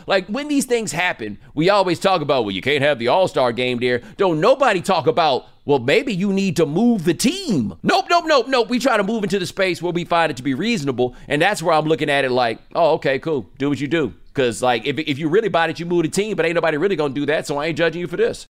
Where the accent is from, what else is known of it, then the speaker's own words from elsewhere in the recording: Texas, United States; I'm from Texas